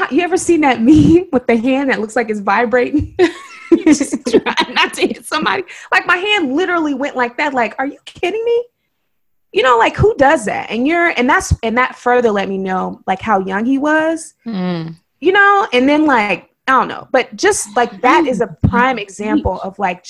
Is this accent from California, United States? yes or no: yes; Oakland, California, United States; I'm from Oakland, and I've been here all my life.